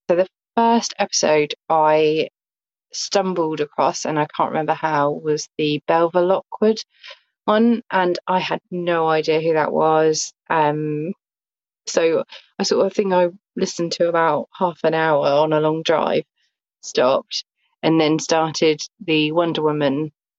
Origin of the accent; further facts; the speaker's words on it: Southampton, South East England, United Kingdom; from Southampton in England.